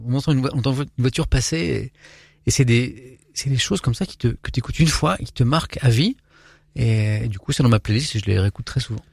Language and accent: French; Brittany, France; moved away as an adult; now in Paris, France; je suis un petit breton